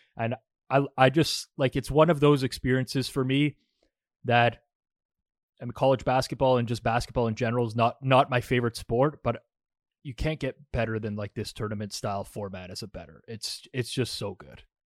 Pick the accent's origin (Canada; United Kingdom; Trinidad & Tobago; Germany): Canada; also born or lived in Toronto area; now in Toronto, Canada; we're both Canadian and, and located in the, you know, the G T A, the Toronto area